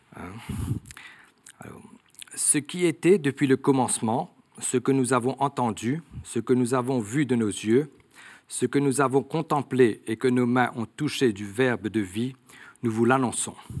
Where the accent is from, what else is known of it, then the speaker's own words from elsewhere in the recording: Mauritius; nous sommes établis dans l'île depuis plus de 200 ans. Hein. Et donc, moi, je suis né dans une famille catholique.